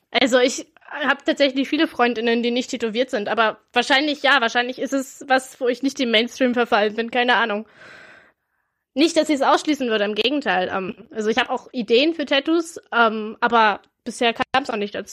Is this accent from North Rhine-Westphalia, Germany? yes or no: no; Brandenburg, Germany; Nee, aber ich komme aus der Brandenburg.